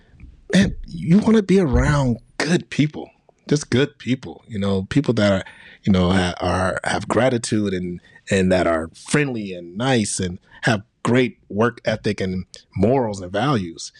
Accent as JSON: {"language": "English", "town": "Chicago", "region": "Illinois", "country": "United States", "said": "I'm from Chicago. So I grew up on my mom watching Oprah Winfrey when I was a kid"}